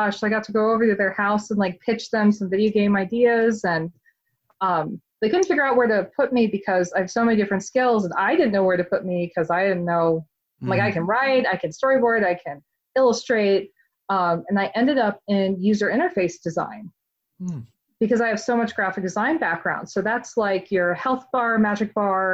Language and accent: English; Atlanta, Georgia, United States; moved away as an adult; now in Salem, United States; I'm originally from Atlanta